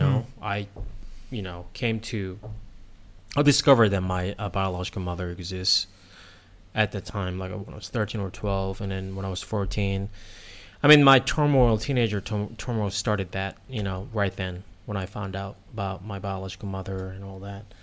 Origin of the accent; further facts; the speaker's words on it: South Korea; moved away as an adult; also born or lived in United States; now in Thailand; I was born and raised in South Korea